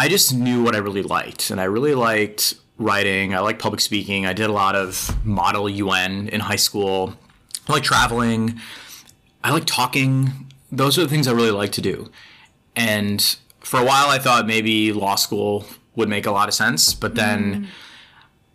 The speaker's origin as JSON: {"language": "English", "area": "Long Island", "region": "New York", "country": "United States", "tie": "born or raised there", "said": "I grew up in Long Island"}